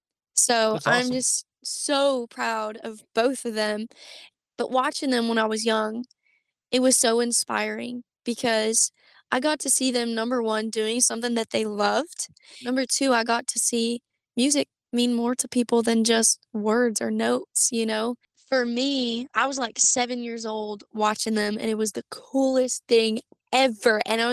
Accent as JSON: {"language": "English", "town": "Beaumont", "region": "Texas", "country": "United States", "tie": "born or raised there", "also_born_or_lived": "Georgia / North Carolina", "said": "So I was born in Beaumont, Texas. I've moved 14 times in my entire life."}